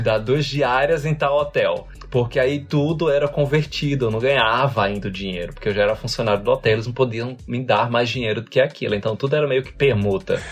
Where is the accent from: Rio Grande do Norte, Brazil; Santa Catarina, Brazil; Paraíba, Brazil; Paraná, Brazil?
Rio Grande do Norte, Brazil; Natal; moved away as an adult; also born or lived in Rio de Janeiro; now in Ireland; quando eu saí de Natal, que é da onde eu sou